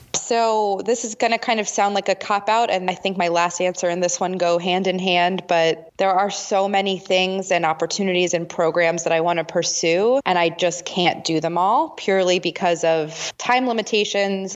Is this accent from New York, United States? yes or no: yes; New York metro area, United States; I'm from the New York metro area